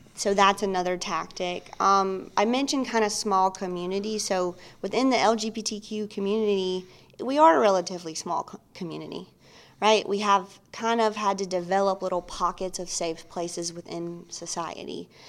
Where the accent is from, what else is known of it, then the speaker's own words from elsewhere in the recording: New Albany, Mississippi, United States; moved away; I am originally from Mississippi